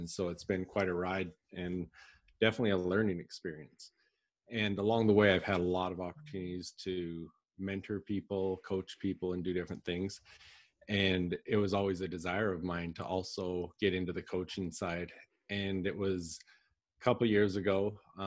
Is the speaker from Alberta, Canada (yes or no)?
yes; Southern Alberta, Canada; moved away as an adult; now in Gilbert, United States; I'm originally from Canada, Southern Alberta, and I now live in Gilbert, Arizona in the US